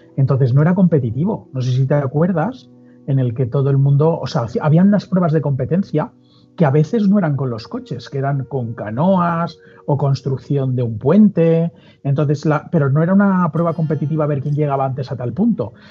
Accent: Mallorca, Balearic Islands, Spain; now in Madrid, Spain; soy de Mallorca

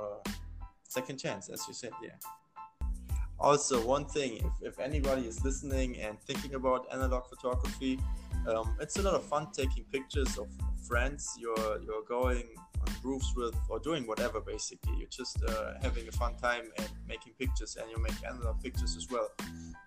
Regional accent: near Mainz, Rhineland-Palatinate, Germany; I was growing up near Mainz. That's a city like, I think, 30 kilometers from Frankfurt.

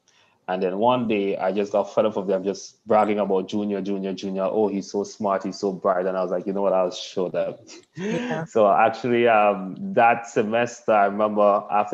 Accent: Grenada; also born or lived in The Stones, Grenada; So a large part of my upbringing was country, Windsor Forest, Toko Bay side of things.

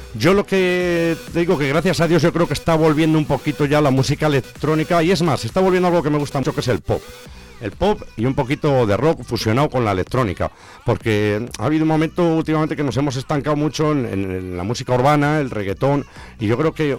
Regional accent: Zamora, Castile and León, Spain; also born or lived in London; el paisano zamorano

